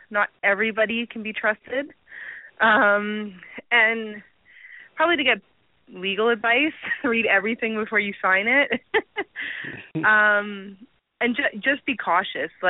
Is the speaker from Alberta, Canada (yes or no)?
yes; Alberta, Canada; Um, I'm from Canada.